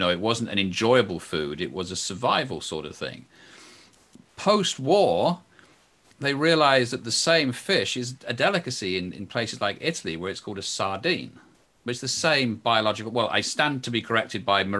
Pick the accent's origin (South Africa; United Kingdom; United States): United Kingdom; England; I'm English